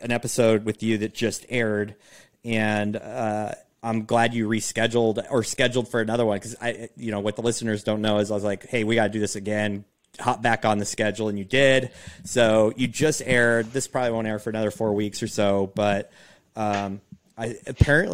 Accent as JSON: {"language": "English", "region": "Pacific Northwest", "country": "United States", "tie": "born or raised there", "said": "growing up on the Pacific Northwest"}